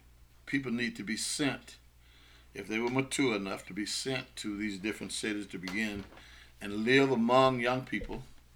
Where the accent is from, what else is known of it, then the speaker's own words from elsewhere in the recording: Grenada, Mississippi, United States; moved away as an adult; also born or lived in Los Angeles; I grew up here in Grenada.